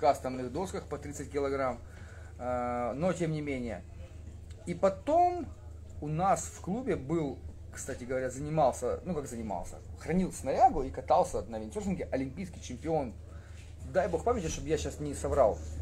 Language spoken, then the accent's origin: Russian; Skadovsk, Kherson Oblast, Ukraine; я не коренной скотовчанин, к сожалению или к счастью. Я туда приехал во втором классе. Ну, там учился, учился, учился